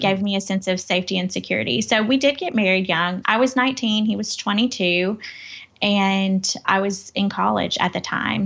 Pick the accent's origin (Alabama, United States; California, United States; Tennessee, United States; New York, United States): Tennessee, United States; Crockett County, West; also born or lived in Memphis; I come from West Tennessee. It's a, a small town. It's, uh, Crockett County